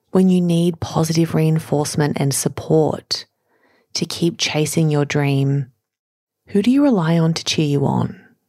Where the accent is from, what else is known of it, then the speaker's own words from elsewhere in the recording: Sydney, New South Wales, Australia; I grew up in Sydney's western suburbs with enough, but not a lot